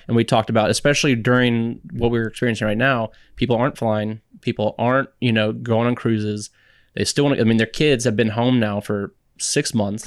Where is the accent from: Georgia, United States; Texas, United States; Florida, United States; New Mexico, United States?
Texas, United States; San Antonio; also born or lived in Boston; I grew up in San Antonio